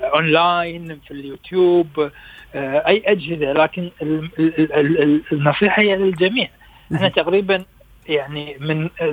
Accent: Kuwait; احنا عندنا في الكويت

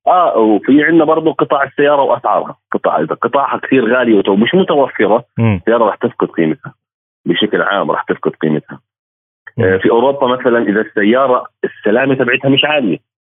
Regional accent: Jordan; عندنا بالاردن

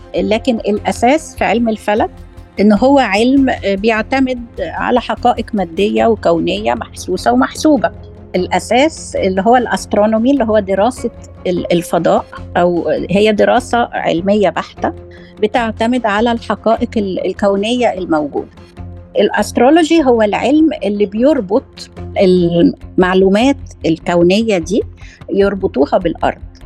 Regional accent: Egypt; عندنا في مصر

